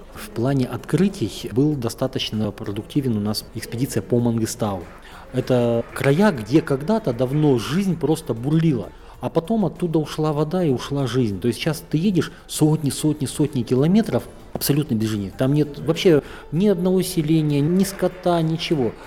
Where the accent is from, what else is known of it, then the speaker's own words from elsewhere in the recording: Northern Kazakhstan, Kazakhstan; now in Astana, Kazakhstan; я, как вот уроженец севера